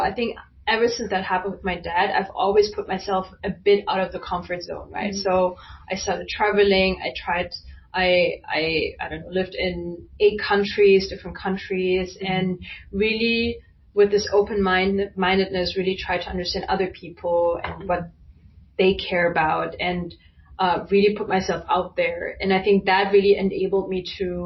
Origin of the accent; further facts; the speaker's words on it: Germany; being Chinese, but growing up in Germany